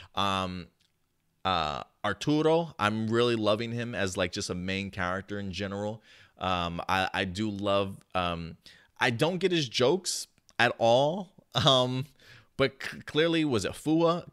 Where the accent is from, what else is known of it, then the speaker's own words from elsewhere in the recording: United States; moved away as an adult; also born or lived in New Jersey; now in Texas, United States; I grew up in New York and New Jersey.